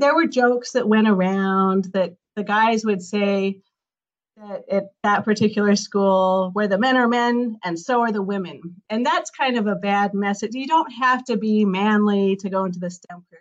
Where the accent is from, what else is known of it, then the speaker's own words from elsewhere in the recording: Colorado Rocky Mountains, United States; I grew up in Colorado Rocky Mountains